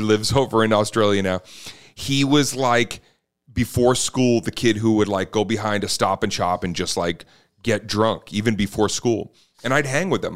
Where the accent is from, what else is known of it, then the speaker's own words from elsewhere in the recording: Boston, Massachusetts, United States; growing up in Boston